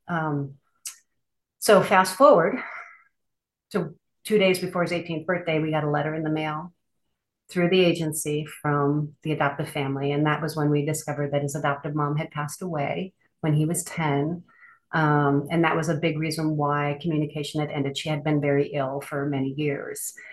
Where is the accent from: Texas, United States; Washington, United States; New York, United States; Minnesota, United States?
Minnesota, United States; now in Denali, Alaska, United States; I currently live in Denali, Alaska. So very remote Alaska. I'm originally from Minnesota